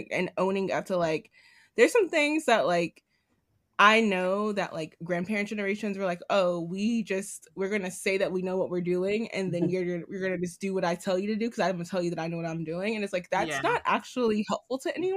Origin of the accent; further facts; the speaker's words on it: New York City, New York, United States; As a New Yorker